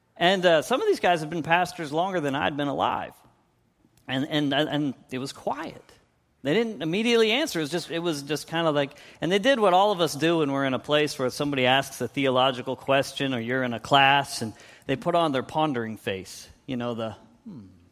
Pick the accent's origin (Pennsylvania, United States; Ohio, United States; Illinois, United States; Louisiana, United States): Pennsylvania, United States; moved away; I'm from Pennsylvania